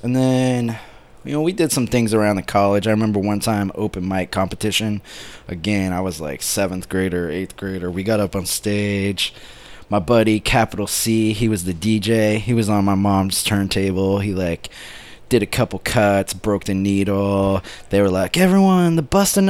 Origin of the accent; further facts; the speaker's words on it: Monmouth, Oregon, United States; also born or lived in Grass Valley, California / Hillsboro, Oregon; now in Portland, United States; I actually grew up really in the town of Monmouth, Oregon